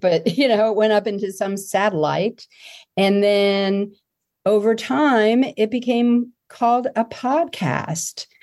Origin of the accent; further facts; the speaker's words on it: Washington, District of Columbia, United States; now in Asheville, United States; growing up in Washington, D C, it was like being in another country